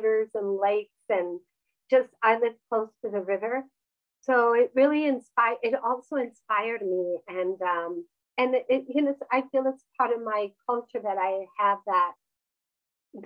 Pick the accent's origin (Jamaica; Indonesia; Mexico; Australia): Mexico; moved away; I was raised in Mexico